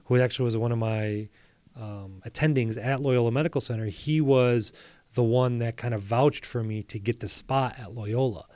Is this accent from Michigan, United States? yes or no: yes; Bloomfield Hills, Michigan, United States; I grew up in Bloomfield Hills, I went to Avondale High School